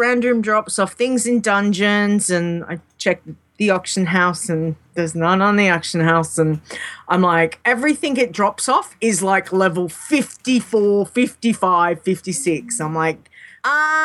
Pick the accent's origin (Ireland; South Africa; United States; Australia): Australia; I'm an Aussie